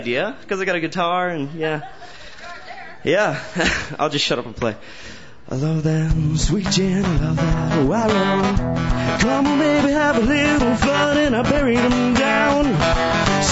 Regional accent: Ontario, Canada; moved away; I'm not from here originally. I'm from Ontario, and I go home

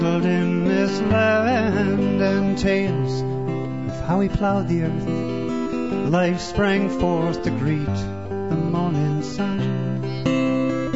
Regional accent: Red Deer, Alberta, Canada; I'm from Red Deer

